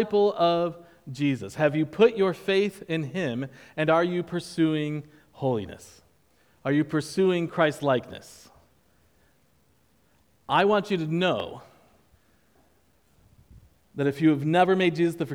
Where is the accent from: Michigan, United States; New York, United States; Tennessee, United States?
New York, United States; now in Charleston, United States; I'm from New York